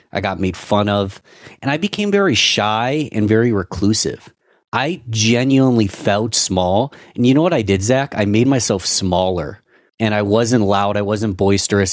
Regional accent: Rochester, United States; my hometown city

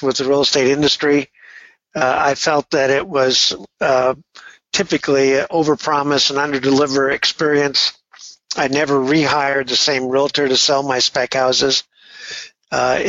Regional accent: Redondo Beach, California, United States; now in San Francisco, United States; I grew up just a block from the pier in Redondo Beach

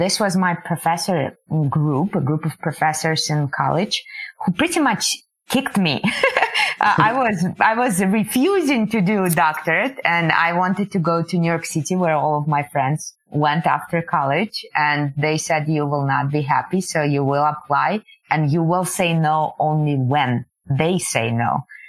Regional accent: Kazakhstan; born there; I was born in the Soviet Union, the part of the Soviet Union that is now called Kazakhstan.

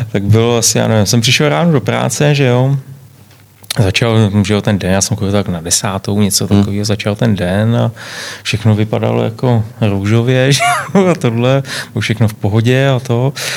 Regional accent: Czechia; also born or lived in London; tady u nás v Čechách

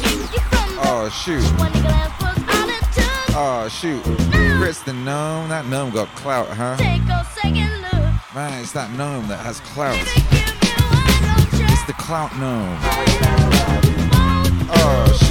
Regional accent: Wales, United Kingdom; now in Dripping Springs, United States; growing up in Wales

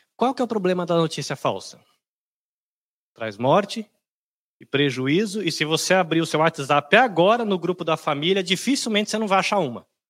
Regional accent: São Paulo, Brazil; also born or lived in Bahia; eu sou de São Paulo, sou da Bahia, mas cresci em São Paulo

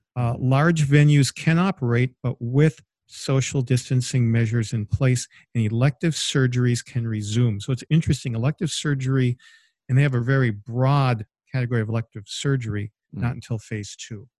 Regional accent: Michigan, United States; now in Indiana, United States; my home state of Michigan, where we actually have a vacation home

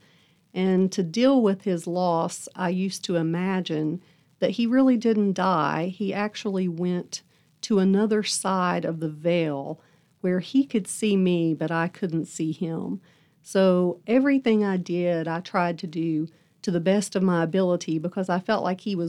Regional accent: Buchanan County, Virginia, United States; also born or lived in Tampa, Florida; I was born in Tampa, Florida. And when I was 1 year old, my mom remarried, and we moved to Buchanan County, Virginia.

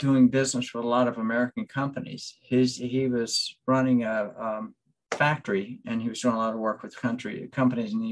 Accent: Cuba; now in United States; I was born in Cuba

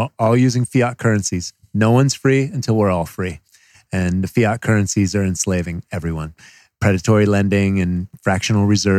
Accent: Connecticut, United States; Connecticut. We grew up in Connecticut.

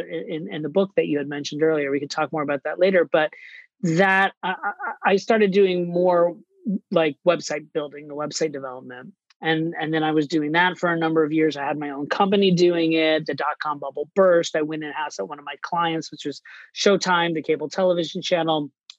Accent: Orlando, Florida, United States; moved away as an adult; also born or lived in New York City / Miami; now in Boston, United States; I grew up in Orlando, Florida, and I moved to New York City to pursue a career

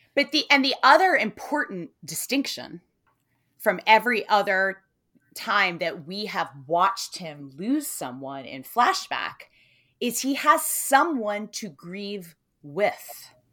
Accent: United States; as an American

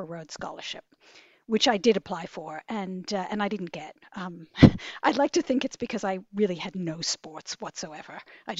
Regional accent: New York City, New York, United States; I grew up in New York City, very much a New Yorker.

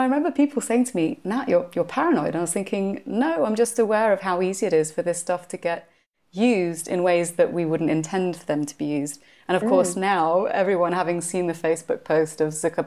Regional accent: United Kingdom; being British in terms of place of birth

